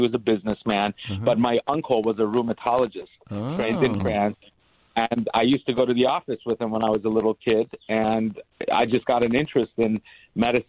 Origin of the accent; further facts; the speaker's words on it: Los Angeles, California, United States; also born or lived in Boston; I grew up in L.A. I went to William Howard Taft High School in Woodland Hills